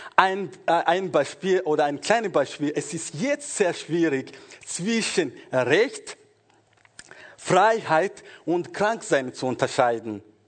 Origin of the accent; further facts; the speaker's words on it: Rwanda; moved away; also born or lived in Congo; ich bin in Kongo geboren und später, ich glaube, nach vier Jahren, als ich vier Jahre alt war, oder circa vier, wir sind nach Ruanda zurückgegangen und dort bin ich in der Schule gegangen und Gymnasium